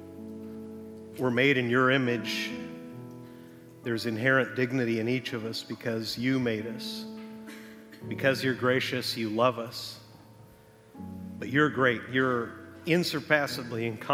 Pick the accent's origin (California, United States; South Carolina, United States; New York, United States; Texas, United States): Texas, United States; now in Huntington Beach, United States; Texas is my home state